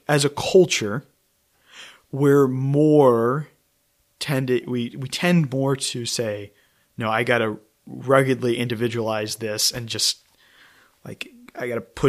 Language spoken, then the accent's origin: English; College Station, Texas, United States; moved away as an adult; now in Austin, United States; I come from College Station, and I love College Station. I love it. And I love my home parish